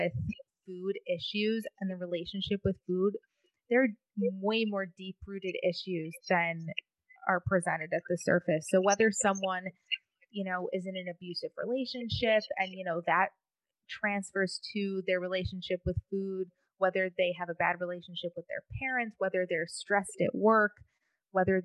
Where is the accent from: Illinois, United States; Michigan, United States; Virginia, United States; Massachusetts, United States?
Michigan, United States; moved away as an adult; now in Boca Raton, United States; I grew up in Michigan. I went to college in Michigan